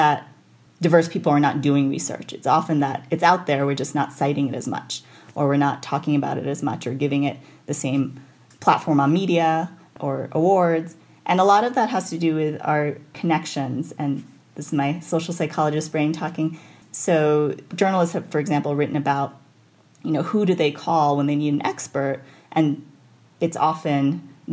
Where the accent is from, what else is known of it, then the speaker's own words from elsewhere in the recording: New York City, New York, United States; moved away as an adult; now in Idaho, United States; I grew up in New York City